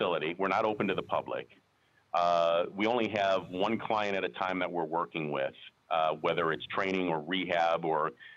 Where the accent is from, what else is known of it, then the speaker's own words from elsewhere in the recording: Las Vegas, Nevada, United States; I was born and raised here in Las Vegas. I'm one of the few natives you'll ever meet over the age of 25